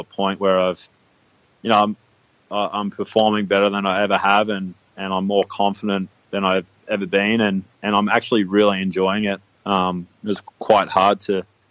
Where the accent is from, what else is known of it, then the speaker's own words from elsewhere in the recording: Gold Coast, Queensland, Australia; I grew up around Palm Beach, so pretty central Gold Coast